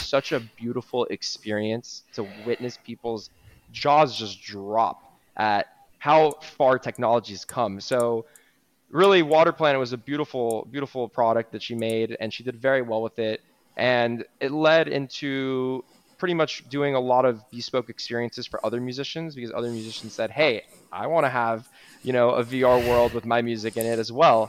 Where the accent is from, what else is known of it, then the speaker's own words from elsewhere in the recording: Miami Beach, Florida, United States; I'm born and raised in Miami Beach, Florida